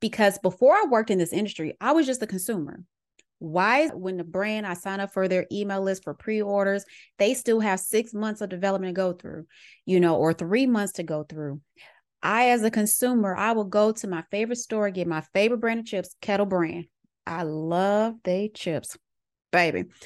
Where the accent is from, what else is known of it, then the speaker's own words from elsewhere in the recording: Little Rock, Arkansas, United States; moved away as an adult; also born or lived in Atlanta, Georgia; growing up in Little Rock, Arkansas